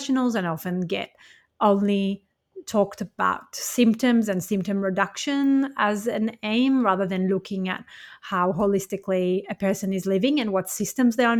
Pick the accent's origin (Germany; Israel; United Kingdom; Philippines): Israel; moved away; I was born and raised in Israel as a Jewish person